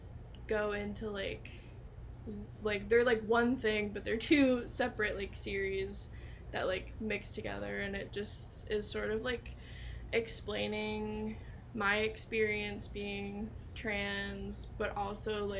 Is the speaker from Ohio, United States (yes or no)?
yes; Cincinnati, Ohio, United States; also born or lived in Lima, Ohio; I do love Cincinnati. It's been my home for, like, most of my life.